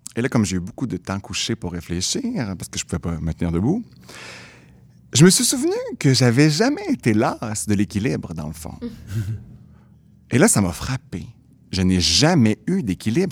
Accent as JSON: {"language": "French", "town": "Quebec City", "region": "Quebec", "country": "Canada", "tie": "born or raised there", "said": "je viens de Québec"}